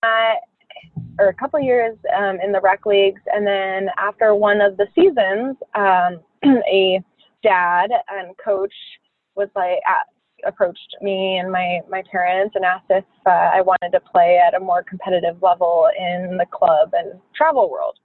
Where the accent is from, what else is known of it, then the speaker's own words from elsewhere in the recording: Phoenix, Arizona, United States; I grew up in Phoenix